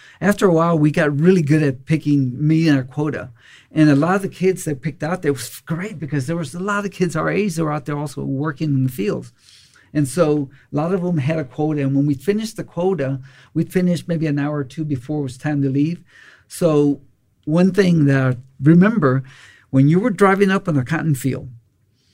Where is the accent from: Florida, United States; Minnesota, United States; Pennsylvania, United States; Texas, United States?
Texas, United States; Austin; also born or lived in Robstown, Texas / Sierra Leone / Afghanistan; I lived in Austin all my life, most of all my life, went to elementary, junior high, high school, and graduated from University of Texas